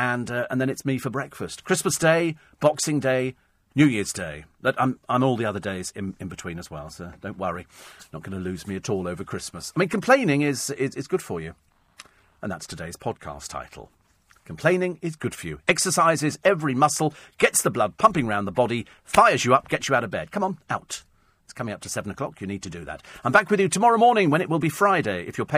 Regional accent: United Kingdom; And that's the good thing about being British, isn't it?

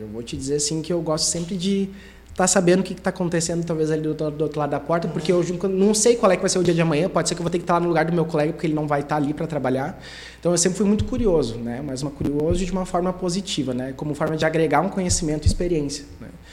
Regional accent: Sapiranga, Rio Grande do Sul, Brazil; sou de Sapiranga, sempre morei aqui desde pequeno

